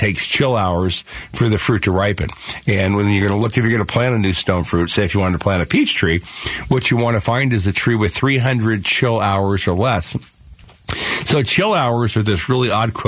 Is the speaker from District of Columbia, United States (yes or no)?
no; Phoenix, Arizona, United States; I grew up right here in Phoenix.